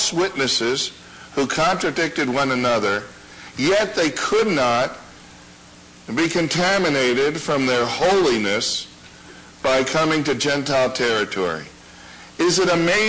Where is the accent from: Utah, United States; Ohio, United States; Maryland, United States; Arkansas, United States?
Maryland, United States; Baltimore; moved away; Mel and I grew up in Baltimore